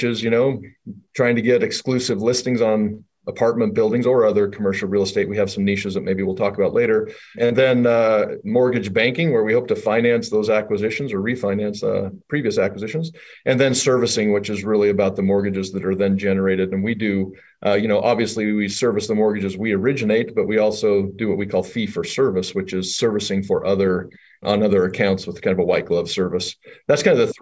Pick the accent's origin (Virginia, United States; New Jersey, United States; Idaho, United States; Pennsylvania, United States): Idaho, United States; also born or lived in New York; now in Salt Lake City, United States; I'm originally from Idaho.